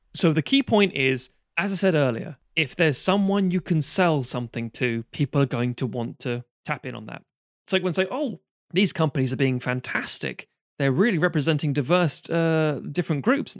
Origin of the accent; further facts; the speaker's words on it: United Kingdom; I grew up on Amer-, as we all did in this country, American T V series